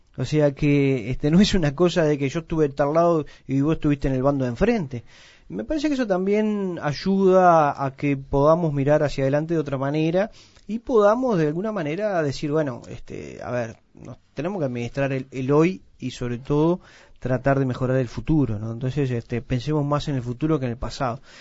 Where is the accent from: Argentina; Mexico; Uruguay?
Uruguay; tenemos un precioso país